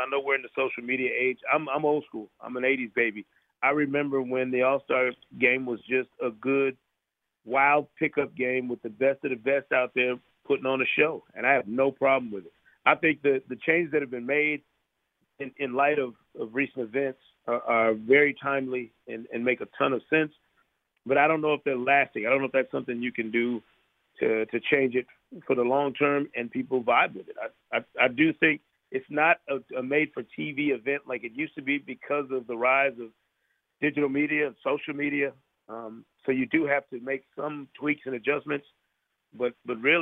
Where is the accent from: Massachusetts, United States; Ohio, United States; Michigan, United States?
Michigan, United States; Grand Rapids; I grew up in Grand Rapids, Michigan